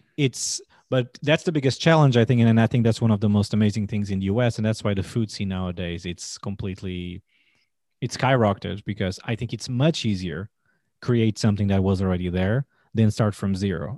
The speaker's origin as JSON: {"language": "English", "country": "Portugal", "tie": "born or raised there", "second_language": "English", "moved": "as an adult", "lives_now": "United States", "said": "born and raised in Portugal"}